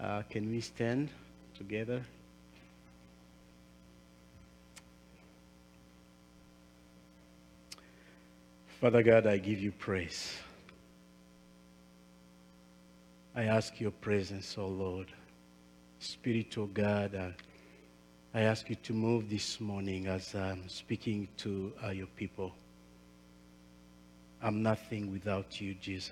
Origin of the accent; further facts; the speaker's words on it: Rwanda; English is a second language; I'm from Rwanda.